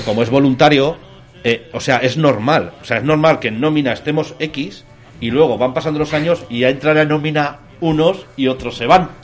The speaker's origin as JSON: {"language": "Spanish", "town": "La Almunia de Doña Godina", "region": "Aragon", "country": "Spain", "tie": "born or raised there", "moved": "yes", "said": "yo de pequeño, de pequeño yo me crié en la Almunia, de Doña Godina"}